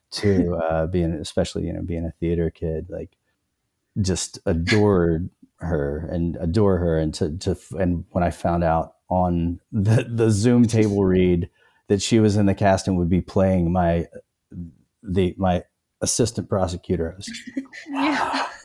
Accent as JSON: {"language": "English", "region": "North Carolina", "country": "United States", "said": "I mean, there's like I'm from North Carolina, and it and it just my parents are from Georgia, but somehow like my mom doesn't have much of an accent"}